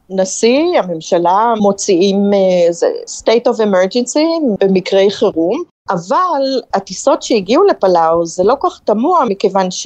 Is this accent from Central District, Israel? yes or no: no; Kiryat Tivon, Northern District, Israel; moved away as an adult; now in Palau; אני במקור מקריית טבעון, שזה שווה ערך למדינה כאן, זה אותו מספר תושבים